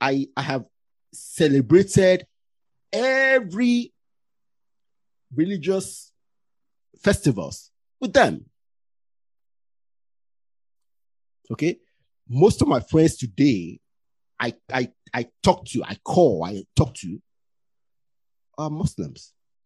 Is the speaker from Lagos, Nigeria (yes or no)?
no; Ilaro, Ogun State, Nigeria; also born or lived in Delta State; See, when I was born in Delta State, okay? I came to the west of Nigeria 1978, I think. Yeah. My family went to Ilaro in Ogun State.